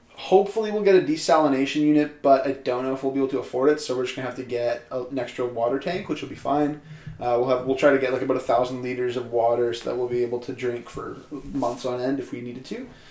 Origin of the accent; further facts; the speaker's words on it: Canada; as a Canadian citizen